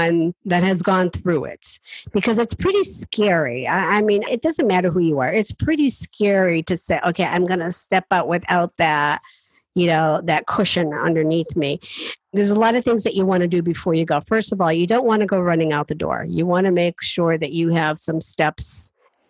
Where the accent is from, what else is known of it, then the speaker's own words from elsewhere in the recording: Appalachian Mountains, United States; I come from the Appalachian Mountains. I'm a hillbilly.